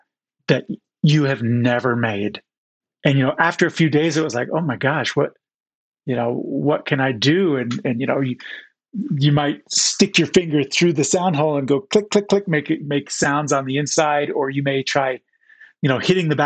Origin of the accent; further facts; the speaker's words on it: Southern New Jersey, United States; moved away as an adult; also born or lived in Chicago, Illinois / Utah; I was born in Chicago and then moved to Southern New Jersey